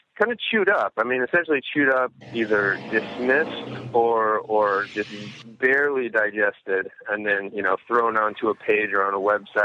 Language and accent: English; Davenport, Iowa, United States; I grew up right here. I grew up in Davenport. That's where I still live